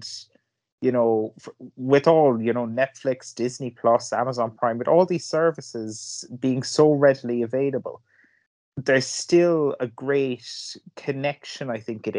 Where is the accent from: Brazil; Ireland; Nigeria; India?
Ireland; Cork, Munster; I'm from Cork